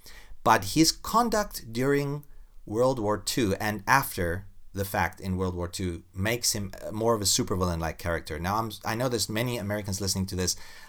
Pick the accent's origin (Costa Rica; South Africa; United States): South Africa; I mean, I'm from South Africa.